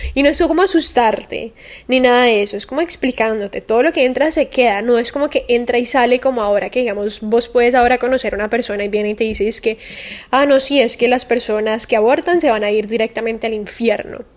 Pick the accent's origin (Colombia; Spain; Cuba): Colombia; Cali, Valle del Cauca; now in Miami, United States; Yo vengo de Cali, que es una ciudad de Colombia muy calurosa, obviamente estoy acostumbrada al calor